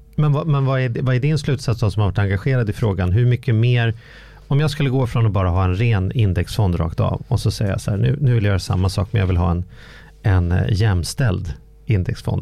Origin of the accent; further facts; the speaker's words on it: Sweden; min identitet som svensk